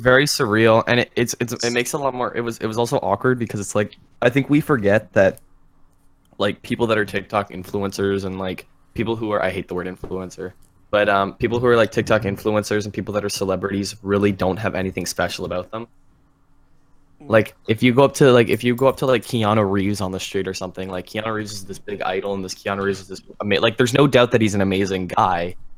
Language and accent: English; Ontario, Canada; I'm from Canada. I'm from Ontario